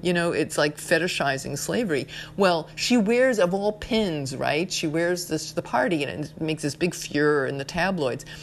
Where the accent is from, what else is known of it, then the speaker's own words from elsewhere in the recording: New York, United States; I'm from New York.